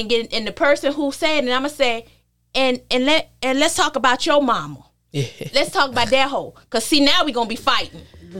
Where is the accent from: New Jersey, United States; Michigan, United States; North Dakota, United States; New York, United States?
New York, United States; So me being from New York, when and I'm telling you what the song does to me.